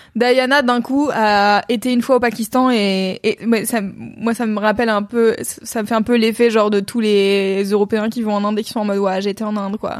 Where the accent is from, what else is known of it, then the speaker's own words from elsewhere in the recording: France; j'ai grandi en France dans les années, des années 90 jusqu'à aujourd'hui